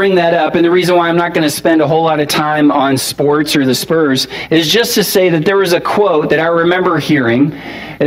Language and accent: English; San Antonio, Texas, United States; I'm from San Antonio.